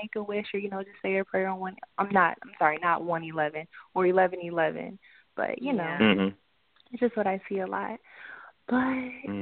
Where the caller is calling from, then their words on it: Maryland, United States; I'm calling from Maryland.